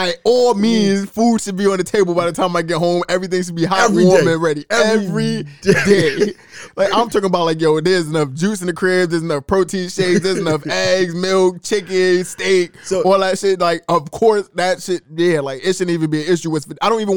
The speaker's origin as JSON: {"language": "English", "town": "New York City", "region": "New York", "country": "United States", "said": "we're from New York City"}